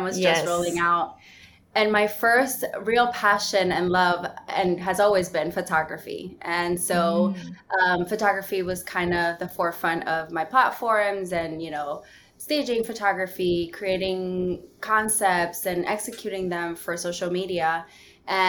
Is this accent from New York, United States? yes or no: yes; New York City, New York, United States; also born or lived in Dominican Republic; I'm Dominican parents, and I lived there for a majority of my childhood, but I'm from New York City. I was born in Manhattan and I live in Queens.